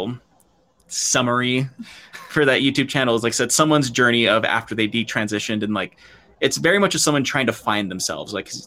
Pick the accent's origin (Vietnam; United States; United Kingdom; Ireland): United States; Colorado; we're from Colorado